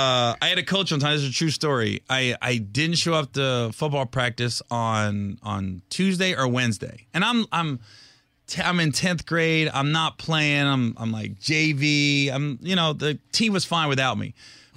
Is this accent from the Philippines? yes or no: no; Ohio, United States; I'm from Ohio, I grew up in a trailer park